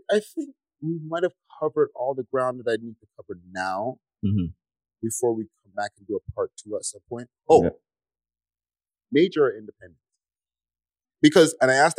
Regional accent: Canada; a lot of us as Canadian artists

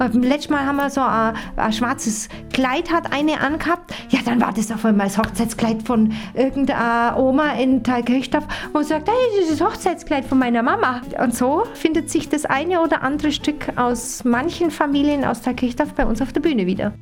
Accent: Allgäu, Germany; bei uns im Allgäu

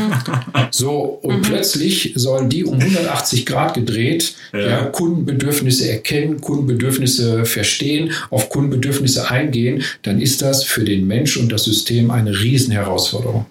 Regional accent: Ruhr area, North Rhine-Westphalia, Germany; also ich komme ja aus dem Ruhrgebiet, hört man vielleicht auch

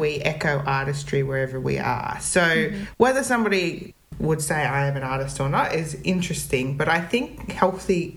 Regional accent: Central Coast, New South Wales, Australia; I grew up on the Central Coast, which is a part of New South Wales.

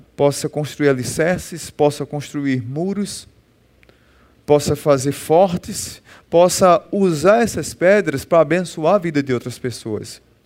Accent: Northeast Region, Brazil; a gente é nordestino

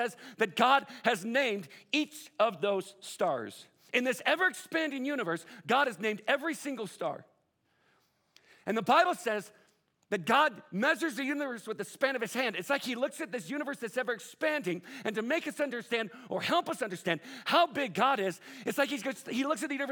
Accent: Southern California, United States; I'm from Southern Cal.

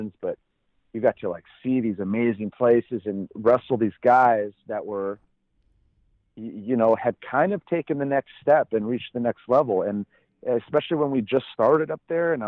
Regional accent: Minnesota, United States; I'm from Minnesota

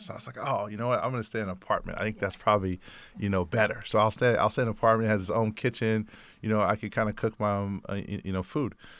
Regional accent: Oakland, California, United States; I grew up in the Bay Area in Oakland, uh, California

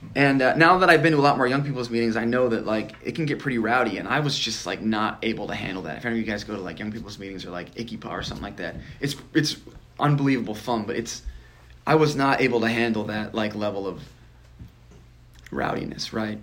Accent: Nebraska, United States; I grew up in Nebraska

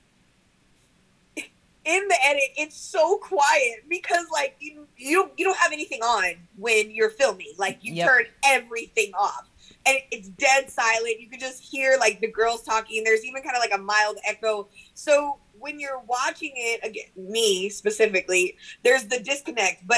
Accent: Bishop, Texas, United States; I'm from the Monte. Like I am like from the ranch out here in like the flatlands. That's what I call Bishop

